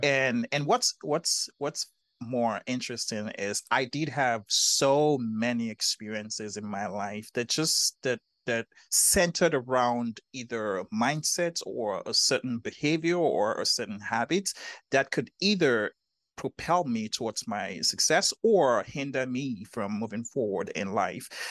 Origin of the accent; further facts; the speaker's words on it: Nigeria; growing up in Nigeria, um, in, in, in, in, in Africa